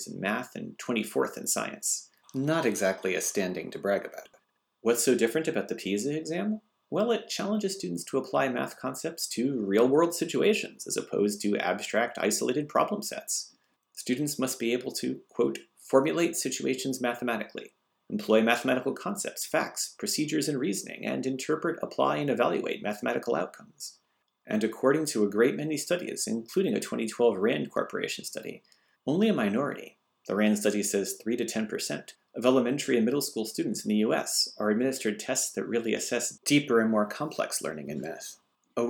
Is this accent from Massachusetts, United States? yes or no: yes; Massachusetts, United States; growing up in Massachusetts